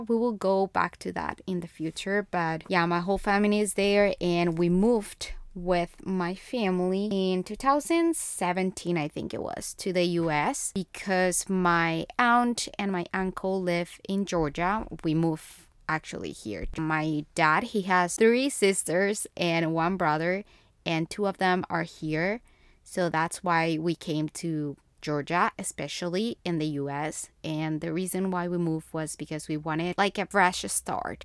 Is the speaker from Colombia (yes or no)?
yes; Bogotá, Colombia; first language Spanish; English is a second language; moved away as an adult; I was born and raised in Bogotá, Colombia